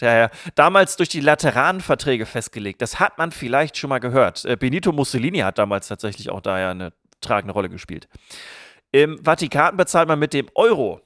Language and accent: German; area near Barbecke, Lower Saxony, Germany; Barbecke ist ein Nachbardorf aus meiner Heimat